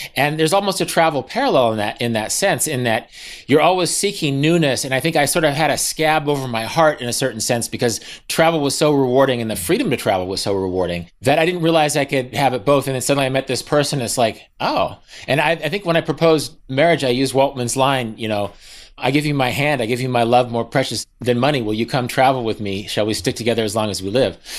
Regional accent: Kansas, United States; I'm from Kansas.

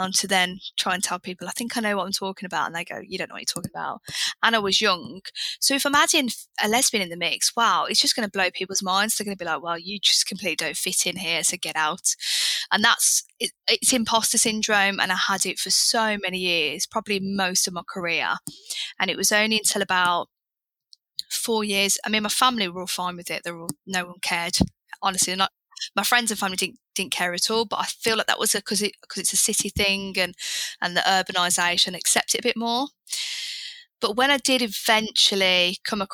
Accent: Birmingham, West Midlands, United Kingdom; moved away as an adult; I'm from Birmingham, which you can imagine is a really nice urban place to be.

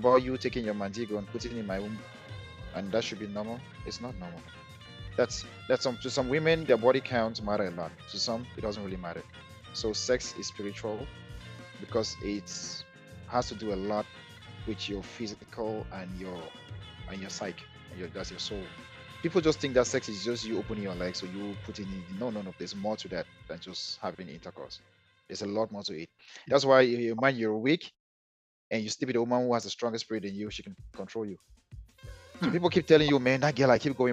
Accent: Cameroon; moved away; we came from Cameroon

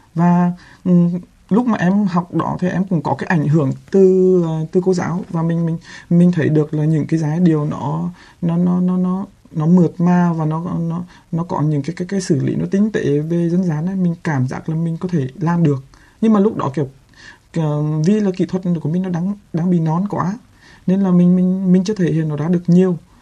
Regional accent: Quang Binh, Vietnam; quảng bình quê

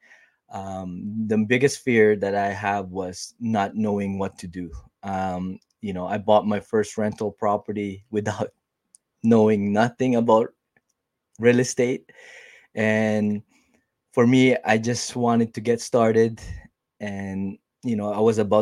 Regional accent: Winnipeg, Manitoba, Canada; I am from Winnipeg, Canada

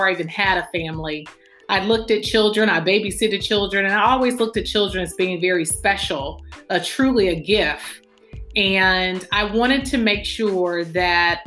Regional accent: Chicago, Illinois, United States; I am originally from Chicago, Illinois, the inner city

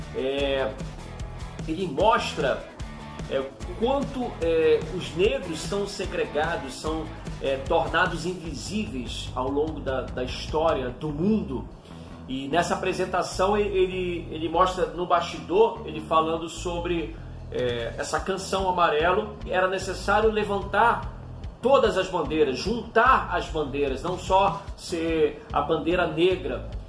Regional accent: Pará, Brazil; now in Rio de Janeiro, Brazil; eu sou paraense e me mudei para o Rio de Janeiro em 1997

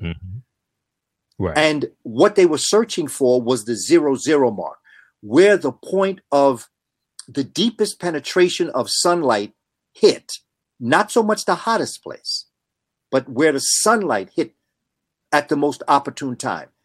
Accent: New York City, New York, United States; growing up in New York City

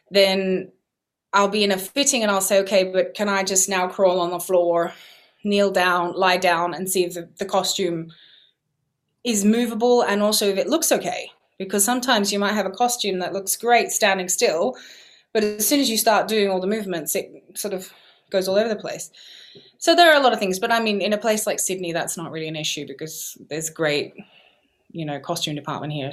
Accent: England, United Kingdom; born there; I was born in England, yeah, and I'd also gone over to Italy a few years before to learn Italian

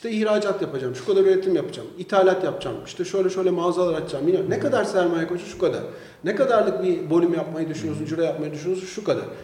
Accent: Istanbul, Turkey; born there; İstanbul'da doğdum.

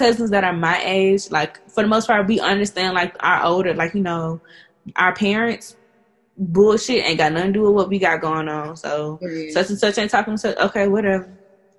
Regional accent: East Point, Georgia, United States; also born or lived in College Park, Georgia; I grew up like in College Park, in East Point

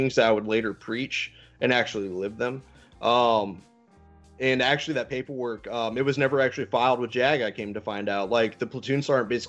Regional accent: Missouri, United States; moved away as an adult; I come from Nowheresville, Missouri

